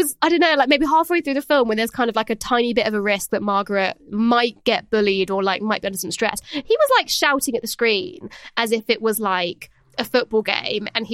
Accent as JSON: {"language": "English", "country": "France", "tie": "born or raised there", "moved": "yes", "said": "I grew up in France"}